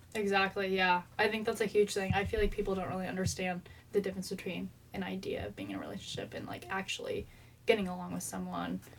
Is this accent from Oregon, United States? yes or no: yes; Eugene, Oregon, United States; I'm from Eugene